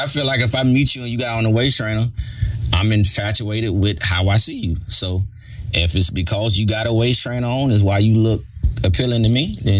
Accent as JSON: {"language": "English", "region": "the South", "country": "United States", "said": "I'm from the South"}